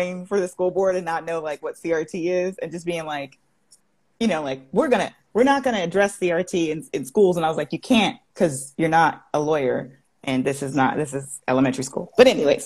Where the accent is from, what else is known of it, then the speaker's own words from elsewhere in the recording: Palm Springs, California, United States; moved away as an adult; now in Georgia, United States; I was born and raised in Palm Springs, California. Yeah, I've only been to Georgia for less, like a little over a decade.